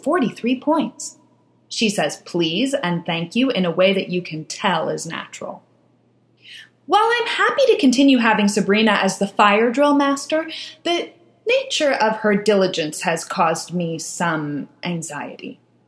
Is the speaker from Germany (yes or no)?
yes; Germany; English is a second language; If we were in my hometown in Germany, my mother would say that life is no pony farm, and she would say this in German.